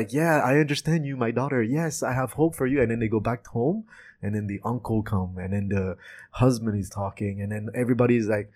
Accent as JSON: {"language": "English", "country": "France", "moved": "yes", "lives_now": "Canada", "said": "I'm from France"}